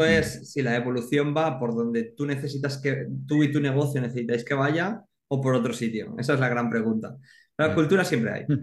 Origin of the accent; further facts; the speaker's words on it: Alzira, Valencian Community, Spain; soy de Alcira, ¿no? Entonces, claro, es un pueblo grande, una ciudad pequeña